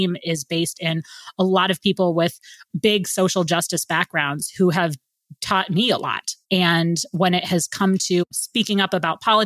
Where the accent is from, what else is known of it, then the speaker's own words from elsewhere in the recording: New England, United States; also born or lived in Washington, D.C. / Sao Tome and Principe; I grew up in New England